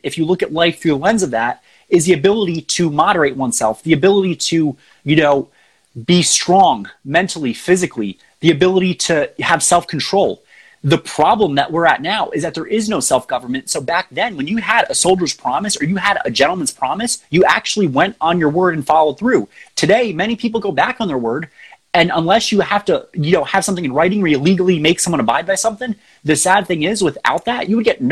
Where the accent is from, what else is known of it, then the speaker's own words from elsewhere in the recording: the South, United States; as a Southerner